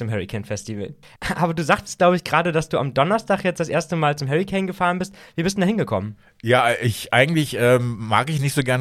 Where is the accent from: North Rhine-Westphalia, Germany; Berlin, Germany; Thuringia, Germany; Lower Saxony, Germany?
North Rhine-Westphalia, Germany; Cologne; Aus Köln.